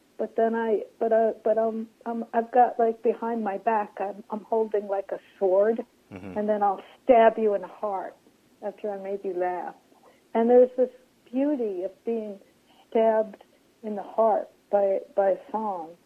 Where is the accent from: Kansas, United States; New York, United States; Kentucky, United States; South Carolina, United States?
New York, United States; New York City; I grew up on Coney Island